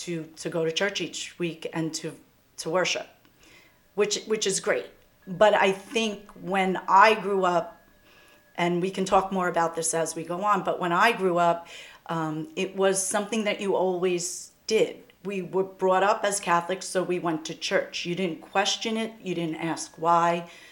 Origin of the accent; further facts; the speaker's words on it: Valley Stream, New York, United States; I grew up in Valley Stream